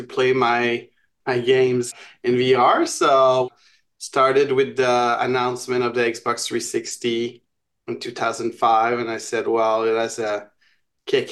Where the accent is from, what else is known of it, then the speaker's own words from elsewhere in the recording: Montreal, Quebec, Canada; So I'm from Montreal.